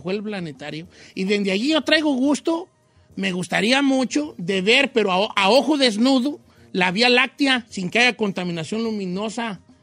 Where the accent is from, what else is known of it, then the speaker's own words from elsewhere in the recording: Michoacán, Mexico; vengo de Michoacán.